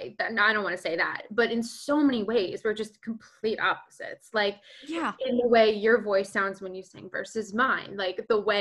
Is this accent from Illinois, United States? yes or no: no; Pennsylvania, United States; also born or lived in New Jersey / Asbury Park, New Jersey; now in Stamford, United States; born and raised in Pennsylvania